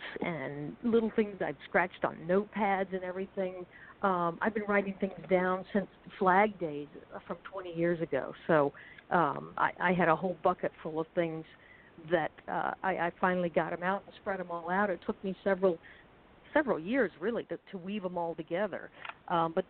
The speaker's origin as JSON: {"language": "English", "town": "St. Petersburg", "region": "Florida", "country": "United States", "tie": "born or raised there", "moved": "as an adult", "lives_now": "New York, United States", "said": "I grew up in the 70s, 60s and 70s in the South"}